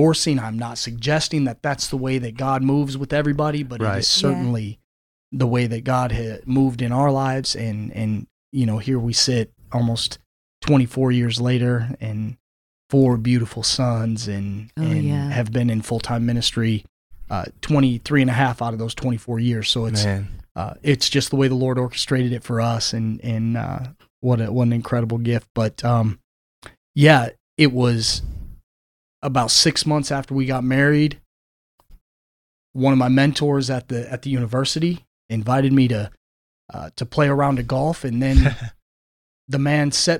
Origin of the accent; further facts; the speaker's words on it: Flint, Michigan, United States; growing up in Flint, Michigan, just about 3 miles north of Flint proper, rough upbringing